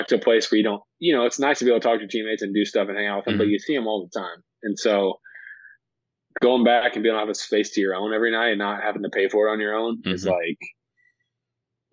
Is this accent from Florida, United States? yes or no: no; St. Louis, Missouri, United States; St. Louis is, that's where I'm from.